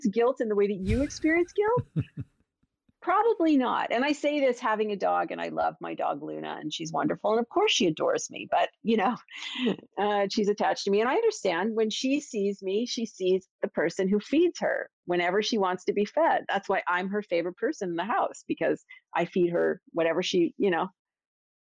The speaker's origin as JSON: {"language": "English", "town": "Toronto", "region": "Ontario", "country": "Canada", "moved": "yes", "lives_now": "Boston, United States", "said": "I'm from Toronto, Maple Leafs"}